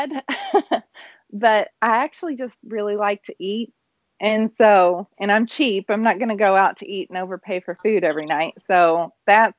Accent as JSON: {"language": "English", "town": "Louisville", "region": "Kentucky", "country": "United States", "tie": "born or raised there", "said": "I grew up kind of near Churchill Downs"}